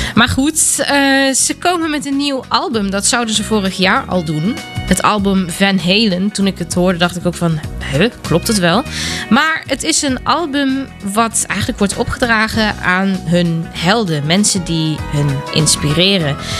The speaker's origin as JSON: {"language": "Dutch", "town": "Weeze", "region": "North Rhine-Westphalia", "country": "Germany", "said": "Ik kom zelf uit Wezen, uit Duitsland."}